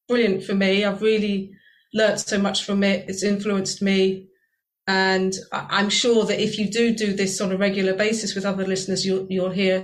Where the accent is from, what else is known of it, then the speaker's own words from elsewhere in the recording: Virginia Water, South East England, United Kingdom; moved away as an adult; now in Sheffield, United Kingdom; when I go back to where I grew up in Virginia Water and I walk around the woods in Virginia Water where I grew up in southern England